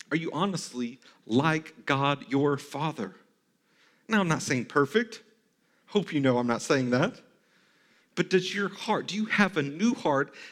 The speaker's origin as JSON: {"language": "English", "region": "the South", "country": "United States", "tie": "born or raised there", "said": "I default to Christianity because I grew up in the South."}